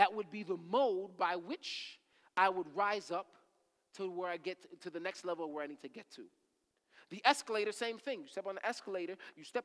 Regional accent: Rockland County, New York, United States; I grew up in Rockland County

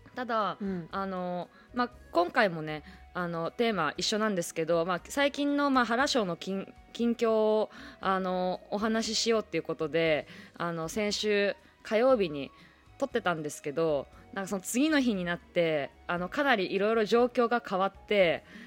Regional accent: Toyama, Japan; now in Tokyo, Japan; まあ富山帰っとったりとかもしとったからね地元に帰ったりとか

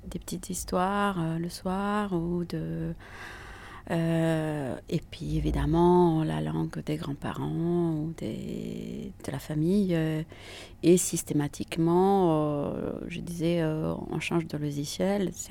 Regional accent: Italy; first language Italian; French is a second language; now in France; Euh, ma langue maternelle est l'italien. Euh, et, après, le français l'anglais sont arrivés euh, plus tard, à, l'école, à l'adolescence.

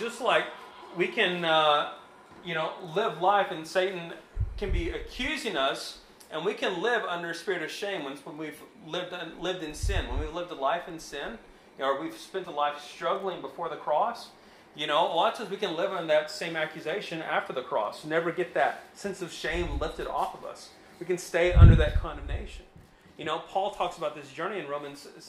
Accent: United States; we're still an American citizen

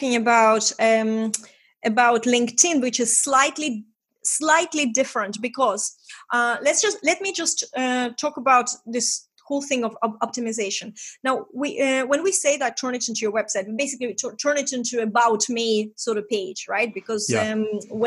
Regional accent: Estonia; English is a second language; moved away as an adult; I'm from Estonia, we talk straight.

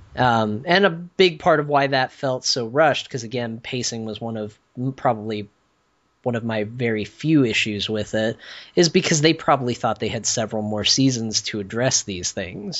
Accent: Flagstaff, Arizona, United States; my hometown, uh, Flagstaff, where I grew up.

